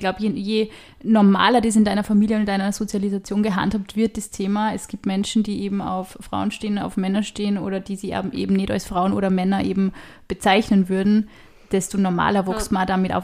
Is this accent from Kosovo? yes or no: no; Upper Austria, Austria; weil ich heute halt auch aus Oberösterreich bin